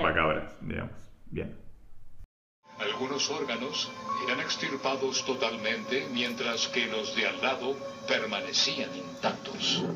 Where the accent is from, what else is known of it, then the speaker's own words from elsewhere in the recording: La Pampa, Argentina; me acuerdo de ser chico y de que no había pasado en mi pueblo, pero sí en un pueblo que está a 30 kilómetros de mi pueblo, que es en Parera